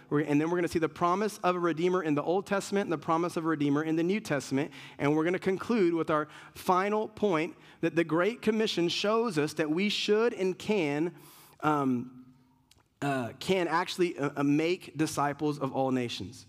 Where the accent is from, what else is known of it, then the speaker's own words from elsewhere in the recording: Puerto Rico; I'm Puerto Rican